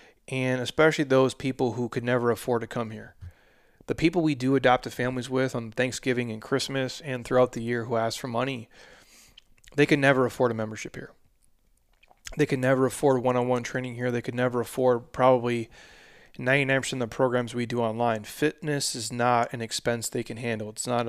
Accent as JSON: {"language": "English", "region": "Midwest", "country": "United States", "said": "I'm a dude from the Midwest who doesn't know shit about fashion."}